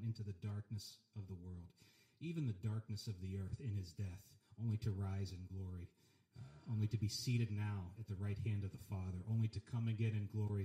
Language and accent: English; Pennsylvania, United States; my hometown in Pennsylvania